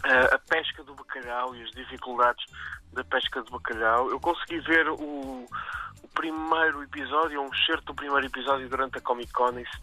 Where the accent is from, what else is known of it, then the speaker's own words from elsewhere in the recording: Aveiro, Aveiro District, Portugal; moved away; estou em Aveiro, na verdade, eh, minha terra natal.